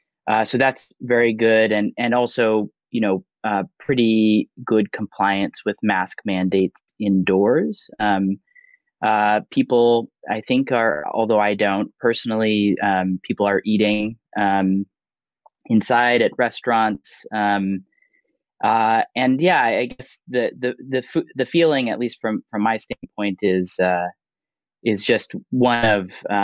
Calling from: Boston, Massachusetts, United States; I'm calling in from Boston, Massachusetts

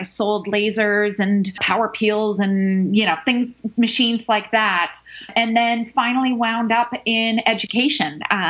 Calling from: San Francisco, California, United States; I'm in San Francisco.

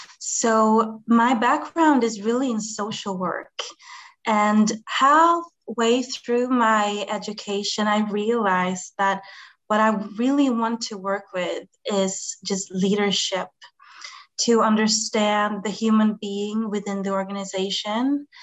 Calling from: Sweden; English is a second language; I'm calling from Sweden.

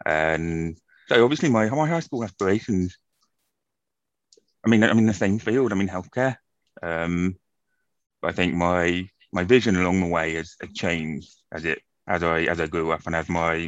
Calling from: London, United Kingdom; I'm joining you from London today in the UK.

